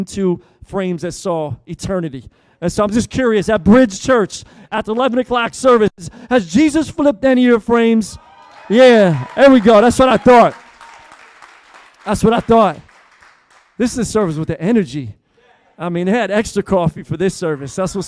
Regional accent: Philadelphia, Pennsylvania, United States; now in Tampa, United States; Originally, I'm from Philly. I grew up in church

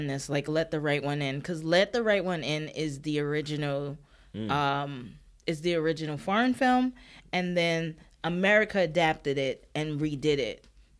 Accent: United States; I'm an American

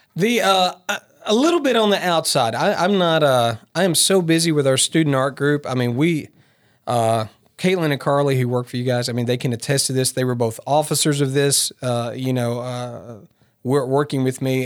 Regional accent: Martin, Tennessee, United States; also born or lived in Bogalusa, Louisiana; I'm a West Tennessee kid, so believe it or not, I grew up in Martin

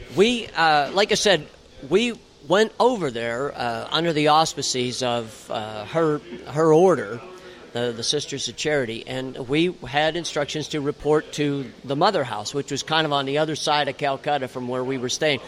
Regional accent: Bradford, Pennsylvania, United States; also born or lived in Pittsburgh, Pennsylvania; I was born in Pittsburgh, Pittsburgh in guy. 1956. I turned okay. 60 this year. But I grew up in the little northern tier town of Bradford, Pennsylvania

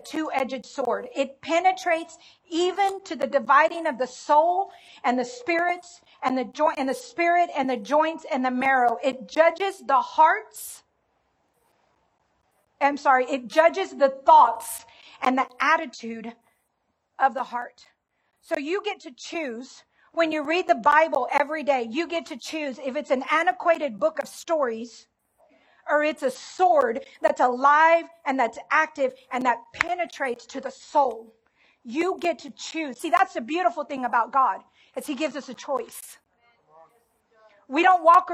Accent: Dallas, Texas, United States; I'm from Southeast Dallas, which is hood. It's called Pleasant Grove

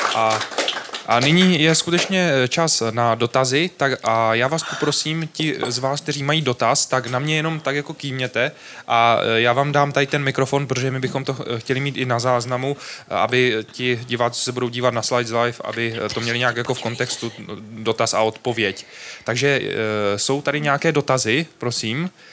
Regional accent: Zlín, Zlín Region, Czechia; pocházím ze Zlína, tak my jsme proslulé město álejí

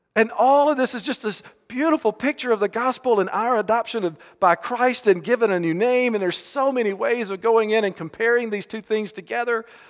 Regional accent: Alabama, United States; We grew up right here in Alabama

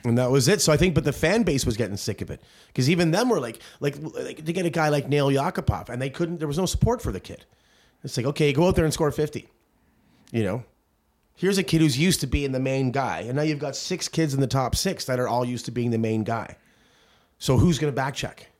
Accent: Ireland; As an Irishman here

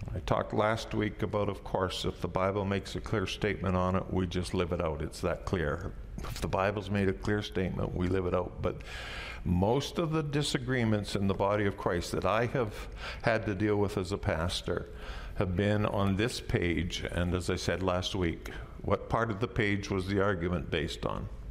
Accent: Canada; I'm a Canadian raised in the Western world

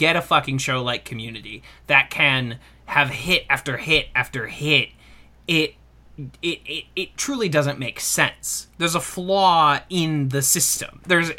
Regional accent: New York, United States; I swear to you, as a New Yorker, I still see Michael Jackson impersonators on the reg.

